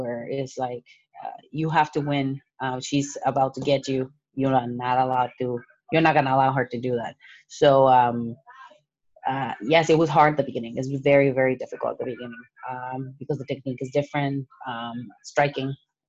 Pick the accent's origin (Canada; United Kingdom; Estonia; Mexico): Mexico; now in United States; born and raised in Mexico, and I came to the United States as an immigrant.